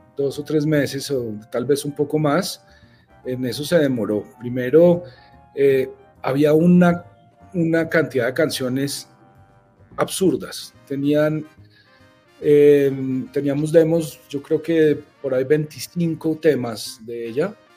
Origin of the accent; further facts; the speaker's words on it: Bogotá, Colombia; yo soy un bogotano aquí de las montañas y del frío